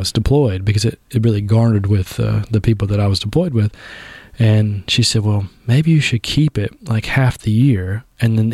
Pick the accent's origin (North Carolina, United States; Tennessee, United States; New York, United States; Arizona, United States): North Carolina, United States; Southern Pines; moved away as an adult; also born or lived in Texas; I grew up on East Main Avenue, so just right here across the tracks